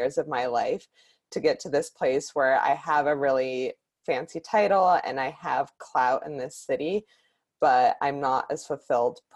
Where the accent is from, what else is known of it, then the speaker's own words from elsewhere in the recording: Bay Area, Northern California, United States; moved away as an adult; now in Los Angeles, United States; I grew up in the Bay Area in Northern California and moved down